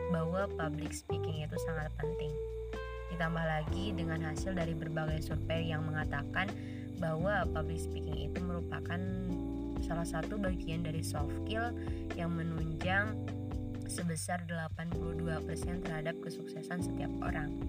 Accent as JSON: {"language": "Indonesian", "town": "Ciamis", "region": "West Java", "country": "Indonesia", "said": "Ya, gua berasal dari Ciamis, Jawa Barat."}